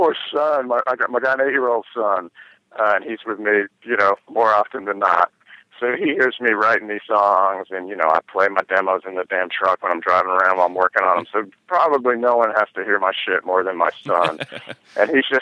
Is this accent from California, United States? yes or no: no; New York, United States; when I grew up in New York, in New York State